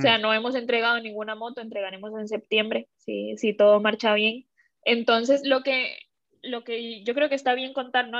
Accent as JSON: {"language": "Spanish", "country": "Costa Rica", "also_born_or_lived": "Shanghai, China / Bilbao, Spain / Seattle, United States", "moved": "as an adult", "lives_now": "Madrid, Spain", "said": "yo que soy de Costa Rica"}